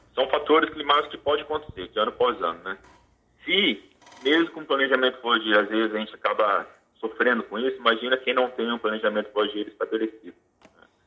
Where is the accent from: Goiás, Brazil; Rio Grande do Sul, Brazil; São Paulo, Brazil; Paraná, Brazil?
Paraná, Brazil; Maringá; maringaense, sou tecnista, formado pela Universidade Estadual de Maringá